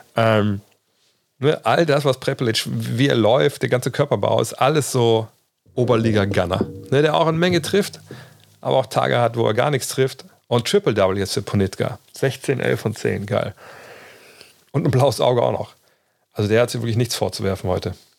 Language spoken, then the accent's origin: German; Germany; als Deutscher